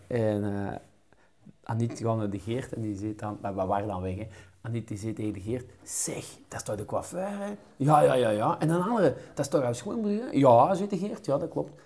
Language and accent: Dutch; Kempen, Flanders, Belgium; ja, ja, wij zijn van de Woestraat